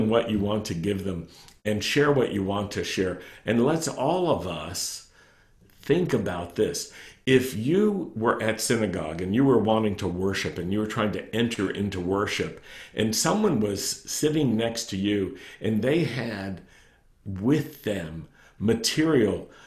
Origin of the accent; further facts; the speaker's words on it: Roanoke, Virginia, United States; when I was a young man growing up in Roanoke, Virginia